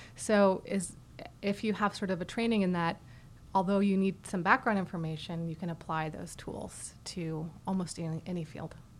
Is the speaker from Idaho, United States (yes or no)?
yes; Boise, Idaho, United States; moved away as an adult; also born or lived in St. Louis, Missouri / Boston, Massachusetts; now in Houston, United States; I grew up in Idaho, actually, in the foothills uh, around Boise